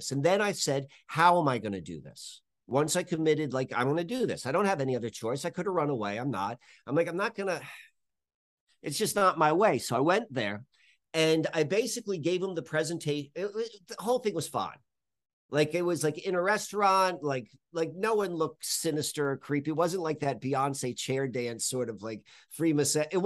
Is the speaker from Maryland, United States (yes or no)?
yes; Baltimore, Maryland, United States; I came from Baltimore to to the Amish countryside